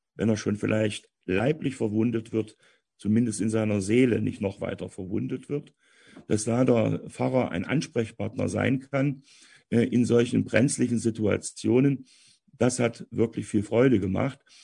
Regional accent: Halle, Saxony-Anhalt, Germany; moved away as an adult; also born or lived in Goldschau; Und geboren bin ich und aufgewachsen bin ich in Halle

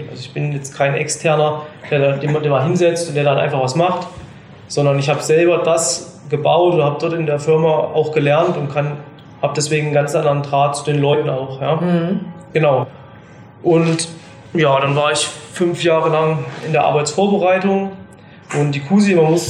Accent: Hinternau, Thuringia, Germany; ich komme eigentlich aus Hinternau, da sitzt hier ein Dorf im Thüringer Wald

